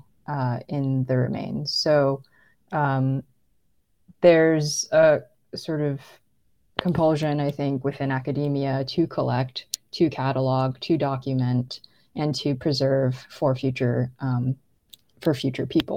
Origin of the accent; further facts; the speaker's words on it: California, United States; I'm not Native. I grew up in California